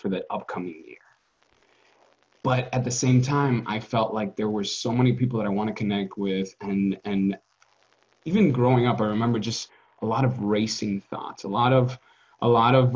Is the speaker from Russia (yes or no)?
no; Dominican Republic; growing up in the Caribbean